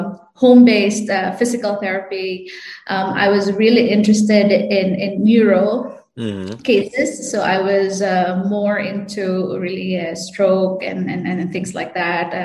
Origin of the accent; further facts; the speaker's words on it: Canlaon, Negros Oriental, Philippines; moved away; I volunteered in like rural health units in Canlaon City, Negros Oriental. So that's where I come